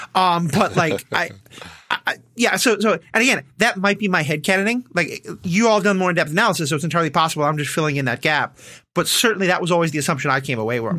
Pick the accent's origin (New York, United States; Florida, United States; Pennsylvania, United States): New York, United States; I'm Jewish from New York